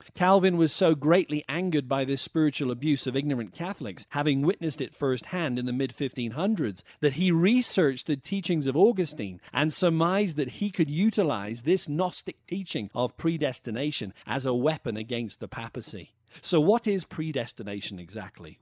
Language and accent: English; Wales, United Kingdom; I was raised in the Anglican Church of Wales